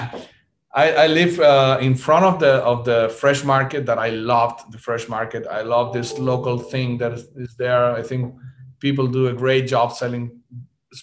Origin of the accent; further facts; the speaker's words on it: Chile; moved away as an adult; also born or lived in Miami, United States; now in United States; I am originally from Chile, South America. I moved into the States in 2015 into Miami